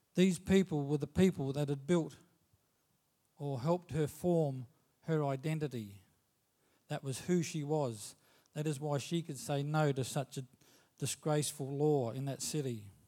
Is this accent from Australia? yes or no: yes; Australia; As an Australian citizen